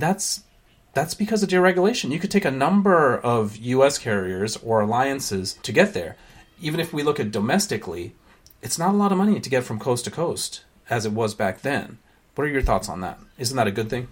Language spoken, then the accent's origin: English; San Francisco, California, United States; also born or lived in Sri Lanka; growing up in San Francisco in the late seventies